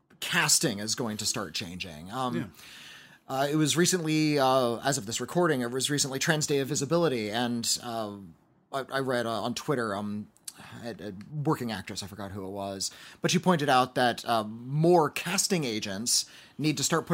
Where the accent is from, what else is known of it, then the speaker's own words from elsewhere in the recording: White Rock, British Columbia, Canada; I'm from White Rock, British Columbia, Canada.